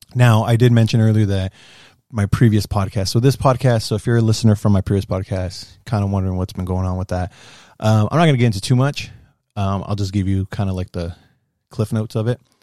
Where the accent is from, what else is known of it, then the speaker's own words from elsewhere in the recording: United States; I'm, I'm an American. I'm a Mexican-American, first gen Mexican-American